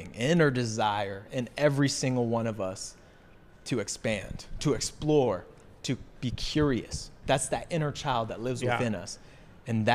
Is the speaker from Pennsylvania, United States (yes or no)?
no; Mansfield, Texas, United States; I grew up in Mansfield, Texas. Born and raised in Mansfield, Texas.